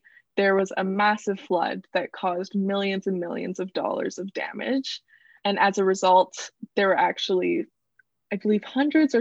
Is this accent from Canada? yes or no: yes; Vancouver Island, British Columbia, Canada; moved away as an adult; now in Toronto, Canada; I am from Vancouver Island, which is a small island off the coast of BC